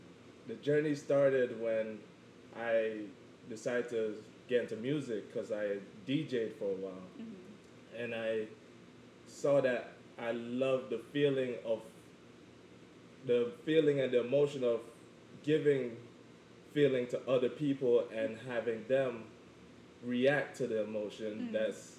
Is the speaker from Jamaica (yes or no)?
yes; Jamaica; let me get into my background. I am Jamaican and I'm quarter Chinese.